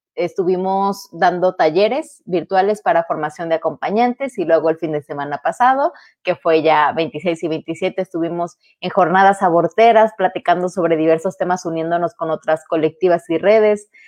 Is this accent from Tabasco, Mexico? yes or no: yes; Tabasco, Mexico; now in Nuevo León, Mexico; yo soy de Tabasco, digo, ya vivo en Nuevo León desde hace varios años